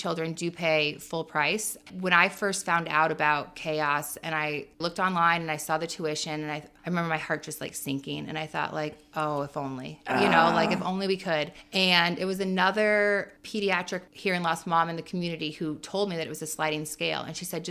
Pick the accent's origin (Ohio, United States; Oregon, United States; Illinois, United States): Illinois, United States; Champaign; we're from here. We're from Champaign-Urbana